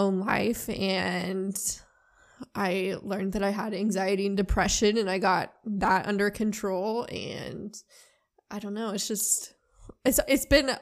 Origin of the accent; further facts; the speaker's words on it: Knoxville, Tennessee, United States; moved away as an adult; also born or lived in South Carolina; I was born and raised in Knoxville, so I spent like 18 years there.